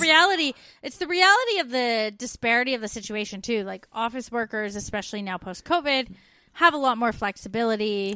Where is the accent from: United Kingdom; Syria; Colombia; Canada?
Canada; growing up in Canada